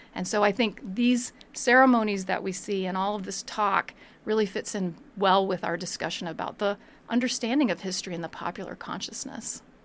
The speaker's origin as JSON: {"language": "English", "country": "United States", "said": "as an American"}